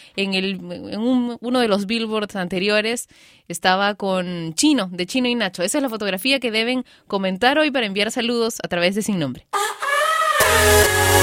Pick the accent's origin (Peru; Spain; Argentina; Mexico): Peru; yo soy peruana y vivo en Perú